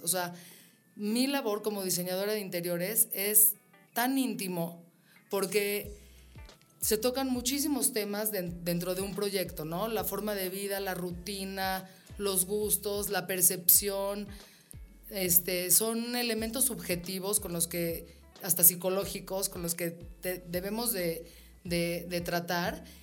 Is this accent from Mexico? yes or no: yes; Mexico; yo como mujer mexicana